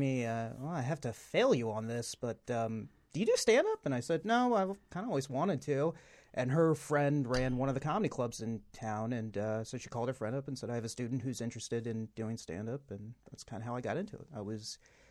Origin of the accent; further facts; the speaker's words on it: Dallas, Texas, United States; I grew up in Dallas, Texas my whole life.